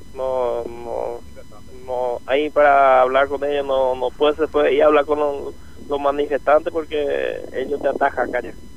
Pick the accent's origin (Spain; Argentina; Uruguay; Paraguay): Paraguay; Yo soy camionero paraguayo.